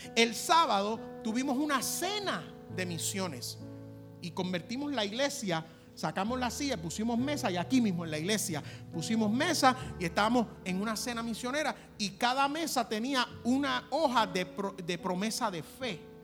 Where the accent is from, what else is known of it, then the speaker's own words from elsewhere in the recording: Puerto Rico; como buen puertorriqueño